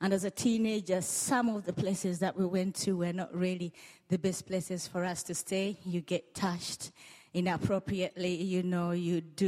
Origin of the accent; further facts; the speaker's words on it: Uganda; moved away; I come from Uganda and born and bred in Uganda.